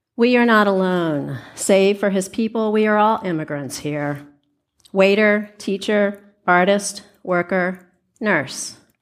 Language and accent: English; Richmond, Virginia, United States; moved away as an adult; also born or lived in Cold Harbor, Virginia; now in Seattle, United States; having been homeless in my hometown of Richmond, Virginia.